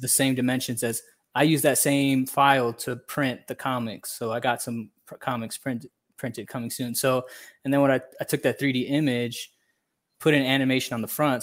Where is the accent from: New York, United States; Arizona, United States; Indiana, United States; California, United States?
Indiana, United States; Hammond; moved away as an adult; now in Guatemala; I was born and raised in Northwest Indiana